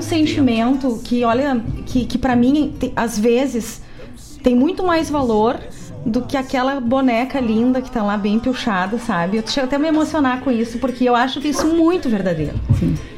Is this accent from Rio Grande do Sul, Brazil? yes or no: yes; Cachoeira do Sul, Rio Grande do Sul, Brazil; Eu que sou de Cachoeira do Sul, que eu tinha lá a vigília do canto gaúcho